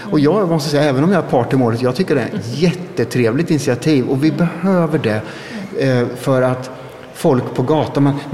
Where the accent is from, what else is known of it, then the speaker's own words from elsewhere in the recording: Östergötland, Sweden; det är mitt hemlän